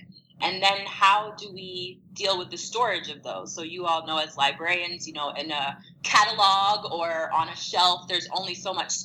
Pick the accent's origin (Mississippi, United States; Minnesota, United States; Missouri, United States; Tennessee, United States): Missouri, United States; St. Louis; I was born and raised in St. Louis, Missouri